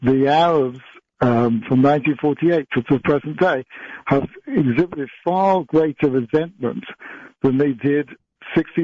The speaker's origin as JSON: {"language": "English", "region": "London", "country": "United Kingdom", "tie": "born or raised there", "said": "I grew up in a time when there were lots of victims of the Holocaust and the Second World War growing up in London, walking the streets"}